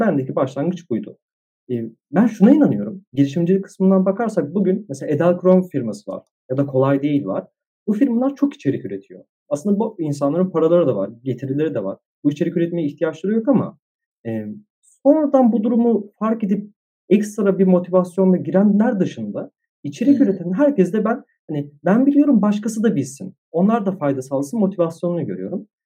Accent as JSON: {"language": "Turkish", "region": "Istanbul", "country": "Turkey", "tie": "born or raised there", "said": "İstanbul'da doğdum, büyüdüm"}